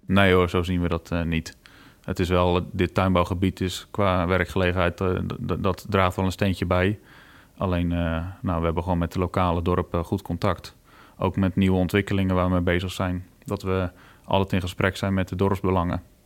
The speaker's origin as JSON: {"language": "Dutch", "region": "Friesland", "country": "Netherlands", "tie": "born or raised there", "also_born_or_lived": "Poortugaal, South Holland (near Rotterdam)", "said": "ik ben nou officieel meer Fries als Hollander, zeggen ze dan. We zitten hier nou 21 jaar. Eh, maar we komen van oorsprong uit uh, Portugal"}